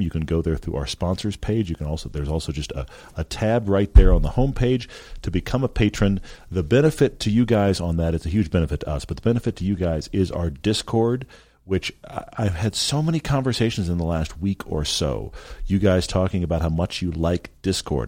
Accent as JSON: {"language": "English", "town": "Houston", "region": "Texas", "country": "United States", "tie": "born or raised there", "also_born_or_lived": "Los Angeles", "moved": "yes", "said": "I grew up in Houston"}